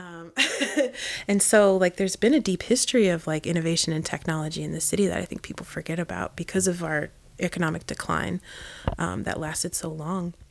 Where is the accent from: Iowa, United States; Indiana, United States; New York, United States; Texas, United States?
Indiana, United States; moved away; I grew up in Indiana and I was one of four families of color